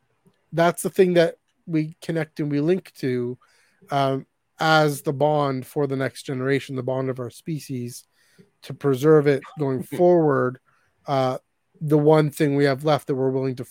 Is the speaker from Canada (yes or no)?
yes; Canada; Canada, we never really had that sense of patriotism